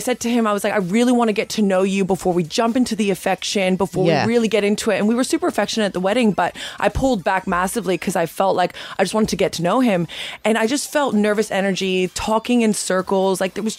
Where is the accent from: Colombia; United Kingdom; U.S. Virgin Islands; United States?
Colombia; Medellín, Antioquia; now in Australia; Sí, de Medellín. I'm from Medellín.